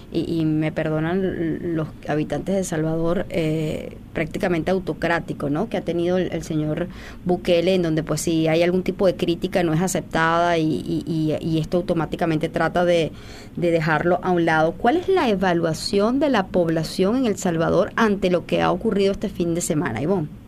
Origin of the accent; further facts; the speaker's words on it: Venezuela; nosotros, por ejemplo, que somos, eh, que venimos de Venezuela, entendemos perfectamente el daño que se hace